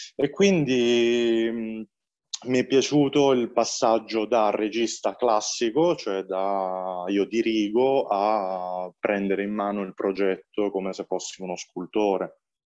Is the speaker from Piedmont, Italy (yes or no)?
no; Valenzano, Apulia, Italy; nel mio paese di origine, io vengo da Valenzano, che è un paese, piccolo paese vicino Bari, e sono pugliese